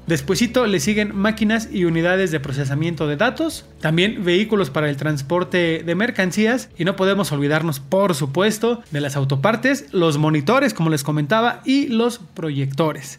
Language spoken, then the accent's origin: Spanish; Mexico; como buenos mexicanos